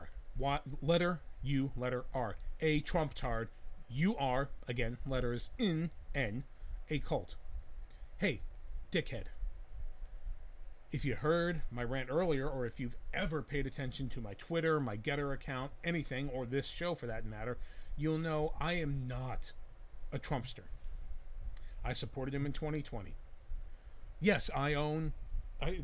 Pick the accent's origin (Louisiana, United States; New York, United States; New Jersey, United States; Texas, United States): New Jersey, United States; moved away; I'm originally from Jersey